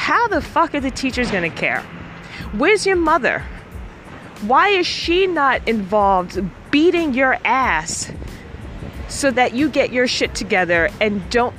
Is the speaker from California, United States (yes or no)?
no; New York City, New York, United States; I grew up in Harlem.